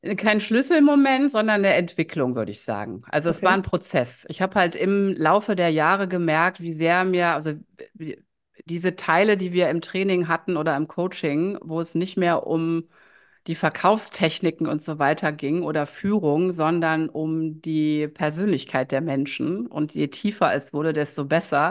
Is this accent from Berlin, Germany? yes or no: no; Düsseldorf, North Rhine-Westphalia, Germany; also born or lived in Ratingen; Ich lebe in Düsseldorf. Ähm, das ist auch meine Heimatstadt, meine Herzstadt. Ich bin zwar in Ratingen geboren, aber vom Herzen immer schon Düsseldorferin.